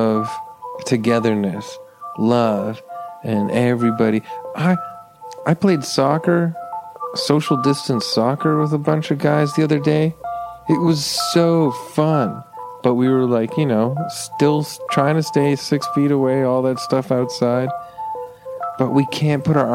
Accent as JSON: {"language": "English", "country": "Canada", "said": "I'm Canadian, so we say grade four"}